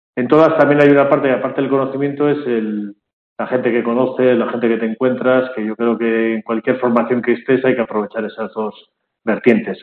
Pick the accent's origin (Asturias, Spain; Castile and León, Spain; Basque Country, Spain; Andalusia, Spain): Basque Country, Spain; Bilbao; moved away as an adult; also born or lived in Madrid; now in Barcelona, Spain; Yo ahora vivo en Barcelona, aunque soy de Bilbao